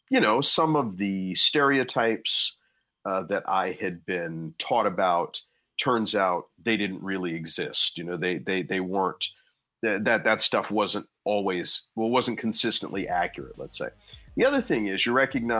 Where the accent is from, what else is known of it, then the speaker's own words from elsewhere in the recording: New Jersey, United States; my home state of New Jersey